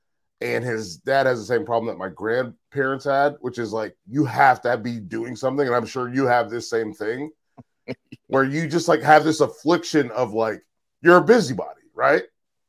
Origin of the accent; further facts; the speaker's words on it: Charlotte, North Carolina, United States; also born or lived in Fayetteville, North Carolina / New Mexico / Chicago; I was born in Fayetteville, moved to New Mexico, which is where my brother was born. Lived in New Mexico for 7 years, which is because my dad was in the military, and then back to Charlotte. And then Charlotte from 92 until 2018.